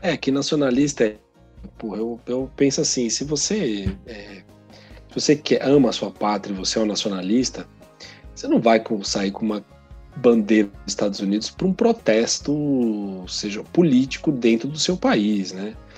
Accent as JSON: {"language": "Portuguese", "country": "Brazil", "said": "Nosso contexto aqui é outro, o país é outro, nós somos latino-americano"}